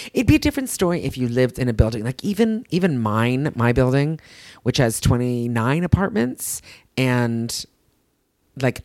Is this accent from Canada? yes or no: yes; Canada; accent: Canadian; I'm Canadian. This is how I speak